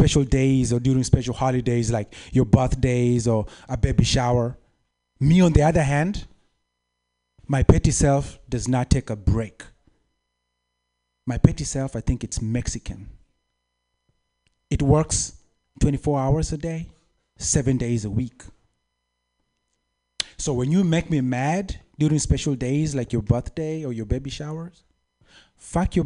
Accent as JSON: {"language": "English", "country": "Kenya", "moved": "yes", "said": "I'm from Kenya"}